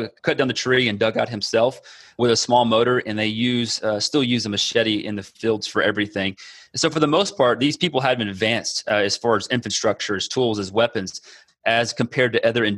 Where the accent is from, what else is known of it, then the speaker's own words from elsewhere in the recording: Texas, United States; moved away as an adult; now in Amazonas, Brazil; I'm from Texas